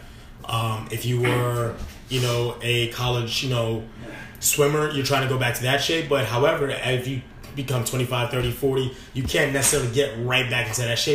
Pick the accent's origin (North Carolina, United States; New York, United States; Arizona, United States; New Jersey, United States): New York, United States; New York City; moved away as an adult; also born or lived in Midwest; born and raised in New York City, but however, I just returned after 5 years of being in the Midwest.